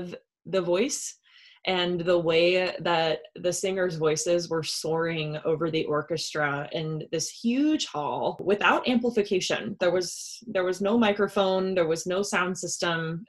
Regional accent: Lima, Ohio, United States; moved away; also born or lived in Sidney, Ohio; I grew up in Lima and Sydney, Ohio

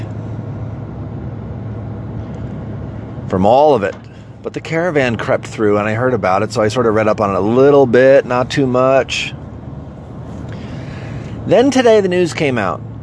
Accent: United States; I'm an American. I live in America.

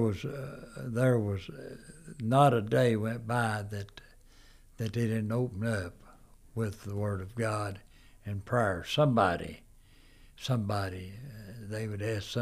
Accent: United States; also born or lived in Erwin; We was raised back in Walnut Mountain. A lot of my life was raised back there

